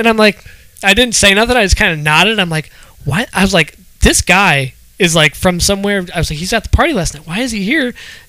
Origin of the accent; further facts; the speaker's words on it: Ohio, United States; I'm from Ohio, so.